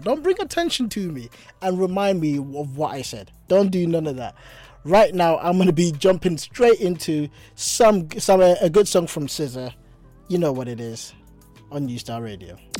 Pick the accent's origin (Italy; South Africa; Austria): South Africa; moved away; As a South African